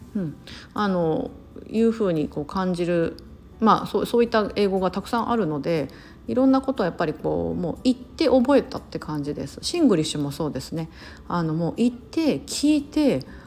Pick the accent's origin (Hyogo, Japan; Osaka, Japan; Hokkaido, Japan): Osaka, Japan; accent: Osaka dialect; first language Japanese; moved away as an adult; also born or lived in Singapore; now in United States; 私大阪出身